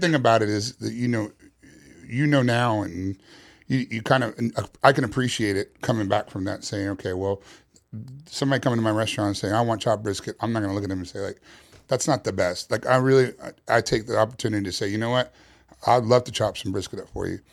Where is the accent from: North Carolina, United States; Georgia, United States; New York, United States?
New York, United States; New York City; moved away; Originally, I'm from New York City